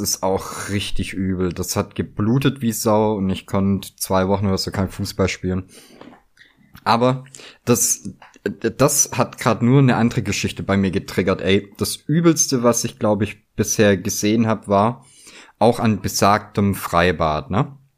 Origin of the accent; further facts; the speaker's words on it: Southern Germany, Germany; moved away; also born or lived in North Rhine-Westphalia; ich komme aus Süddeutschland, wohne in Mitteldeutschland